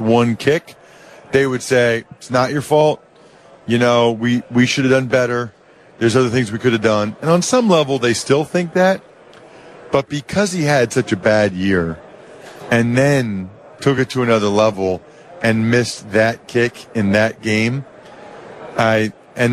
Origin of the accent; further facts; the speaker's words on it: Reading, Pennsylvania, United States; I'm from Reading, Pennsylvania, which is an hour west of Philly